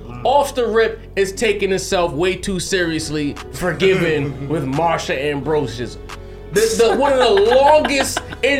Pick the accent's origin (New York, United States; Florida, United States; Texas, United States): New York, United States; New York City; I'm originally from Brownsville. I've spent a lot of time in East New York